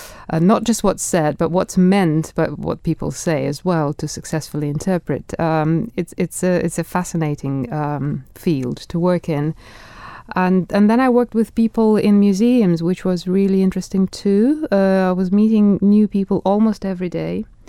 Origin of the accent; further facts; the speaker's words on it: Russia; accent: Russian; English is a second language; without a strong Russian accent. I know it's there, but people don't always guess I'm from Russia. They think I'm Swedish or Scandinavian, mm-hmm. but they don't necessarily think I'm Russian when they speak to me.